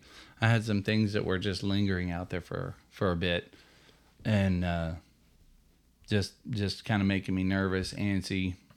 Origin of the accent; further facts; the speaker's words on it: Texas, United States; we're Texan.